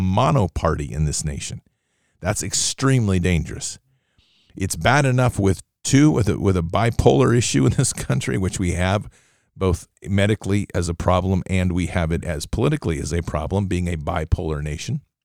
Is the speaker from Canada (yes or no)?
no; Oregon, United States; Oregon, my home state